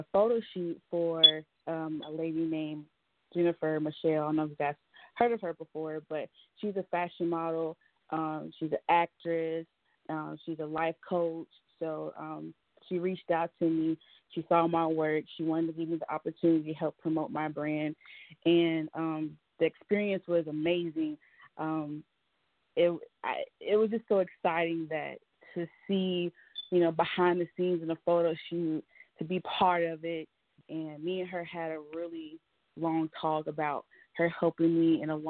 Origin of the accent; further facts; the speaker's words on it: Charlotte, North Carolina, United States; I'm from Charlotte, so we got to represent for the Charlotte, the CLT.